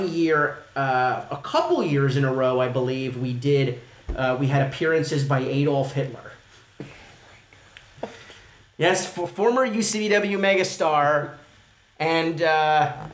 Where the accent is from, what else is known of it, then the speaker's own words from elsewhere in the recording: New York, United States; I'm from New York